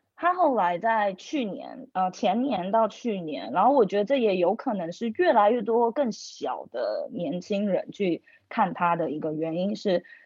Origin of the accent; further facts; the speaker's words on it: Taiwan; moved away as an adult; now in Shanghai, China; 我是台湾人，但是我在上海已经工作五年了